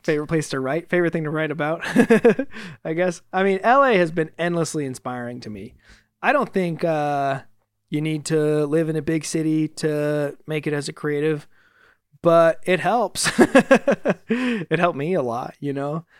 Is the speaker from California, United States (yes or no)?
yes; Fresno, California, United States; now in Los Angeles, United States; back in my hometown recently in Fresno